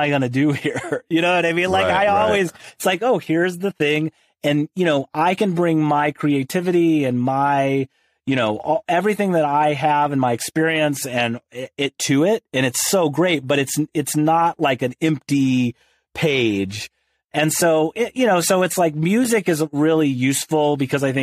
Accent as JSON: {"language": "English", "area": "outside St. Louis", "region": "rural Illinois", "country": "United States", "tie": "born or raised there", "moved": "as an adult", "lives_now": "Los Angeles, United States", "said": "I grew up in rural Illinois. So outside of St. Louis"}